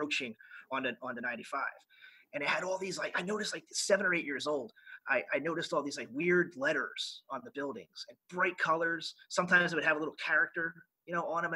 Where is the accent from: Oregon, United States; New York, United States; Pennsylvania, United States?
Pennsylvania, United States; Philadelphia; moved away as an adult; also born or lived in Japan / Cuba / Bahrain; I grew up in Northeast Philadelphia